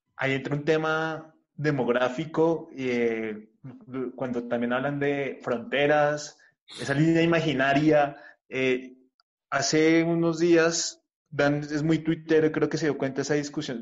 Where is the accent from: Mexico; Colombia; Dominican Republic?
Colombia; Bogotá; los que somos de Bogotá